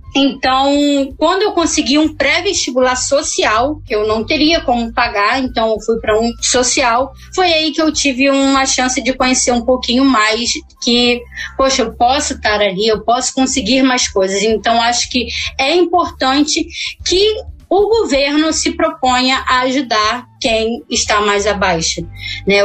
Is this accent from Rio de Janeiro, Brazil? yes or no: yes; Rio de Janeiro, Brazil; Eu sou aqui da Zona Oeste, eu moro próximo de Santa Cruz